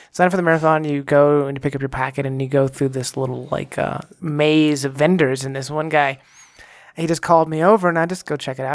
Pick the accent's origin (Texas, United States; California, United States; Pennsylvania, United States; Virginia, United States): Texas, United States; moved away as an adult; now in Colorado, United States; growing up in Texas, when I did in the nineties